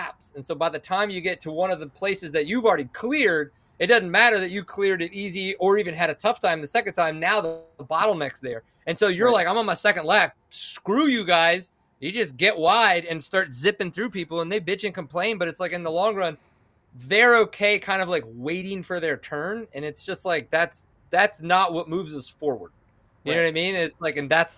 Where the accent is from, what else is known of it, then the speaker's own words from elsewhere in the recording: McKinney, Texas, United States; I'm from McKinney